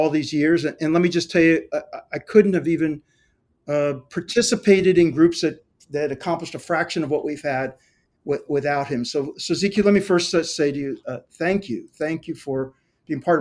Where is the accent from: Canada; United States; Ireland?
United States; Ohio; I grew up in Ohio.